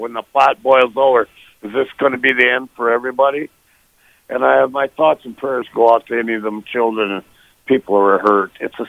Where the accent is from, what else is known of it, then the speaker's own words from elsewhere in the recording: Wisconsin, United States; I'm from Wisconsin, and I was at the last Packer party or parade when they had it.